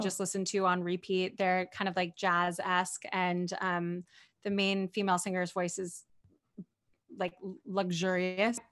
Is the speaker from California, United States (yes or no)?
yes; near Berkeley, California, United States; grew up near Berkeley, California